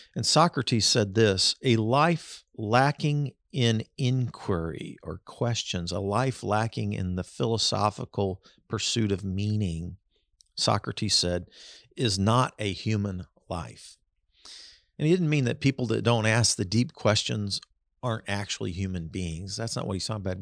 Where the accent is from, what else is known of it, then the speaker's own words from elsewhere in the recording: Kansas City, United States; I was growing up in Kansas City in the seventies